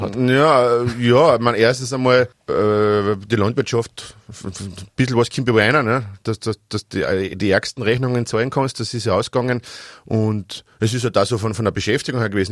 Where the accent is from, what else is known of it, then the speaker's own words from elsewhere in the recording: Austria; also born or lived in Styria; Ich komme, wie gesagt, aus Schlatzing im Altertal